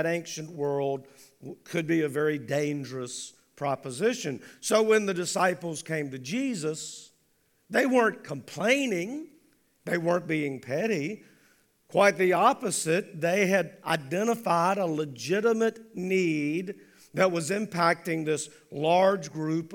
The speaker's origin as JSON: {"language": "English", "country": "United States"}